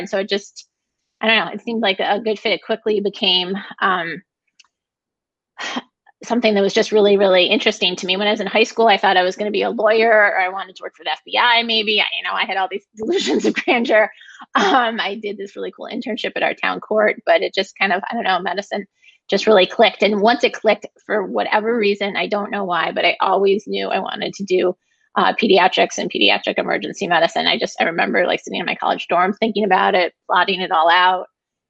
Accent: Brighton, United States; I grew up in Brighton. My parents went to Brighton High School. I went to Brighton High School. Yeah, haven't gone very far.

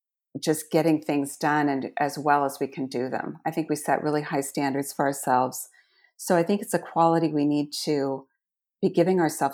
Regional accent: Iowa, United States; I grew up in Southwest Iowa. I am one of 13 children.

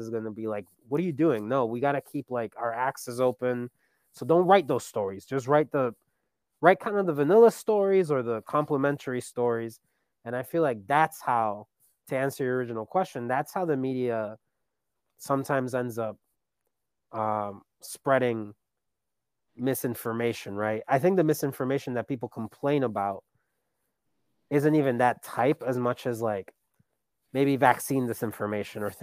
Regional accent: Colombia; now in United States; I'm an immigrant. You know, I come from Colombia, and I love Colombia

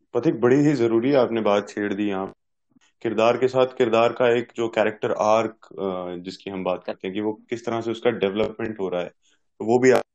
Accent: Punjab, India; मैं तो पंजाब से हूँ पंजाबी हूँ

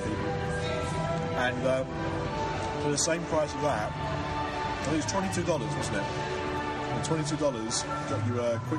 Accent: London, United Kingdom; accent: Cockney; because I'm a Cockney wide boy.

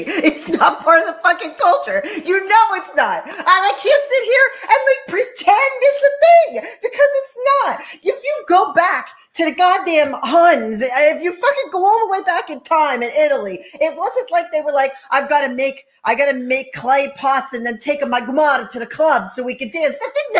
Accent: Ireland; You're not forced to eat pasta either, just as I'm not forced to eat potatoes because I'm Irish.

